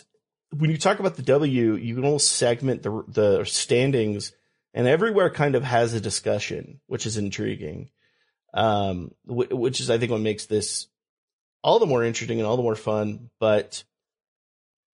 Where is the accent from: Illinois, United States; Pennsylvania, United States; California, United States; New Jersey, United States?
California, United States; I grew up in California.